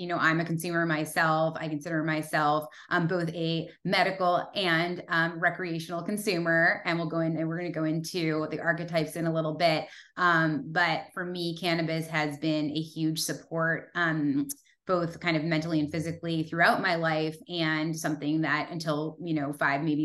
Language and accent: English; Massachusetts, United States; now in California, United States; I was born and raised in Massachusetts